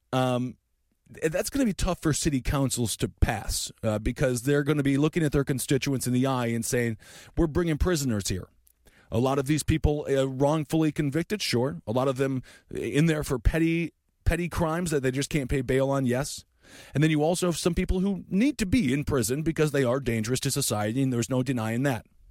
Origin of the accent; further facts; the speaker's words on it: Fargo, North Dakota, United States; I was born in Fargo.